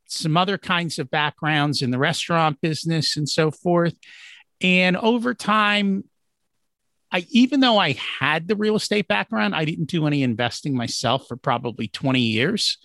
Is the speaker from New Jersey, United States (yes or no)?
yes; New Jersey, United States; We grew up in Jersey. I would go into New York City